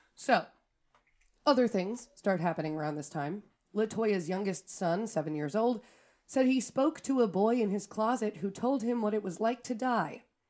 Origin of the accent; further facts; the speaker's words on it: Wisconsin, United States; we're from Wisconsin